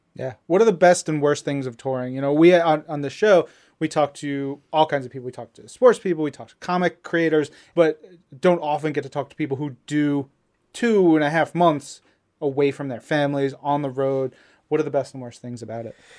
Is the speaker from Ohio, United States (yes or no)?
no; Long Island, New York, United States; we're both from Long Island